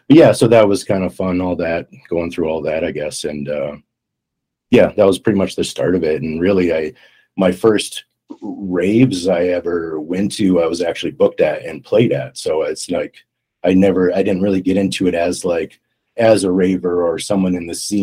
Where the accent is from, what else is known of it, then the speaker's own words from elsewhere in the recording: Minnesota, United States; moved away as an adult; also born or lived in San Francisco; I'm originally from Minnesota in the USA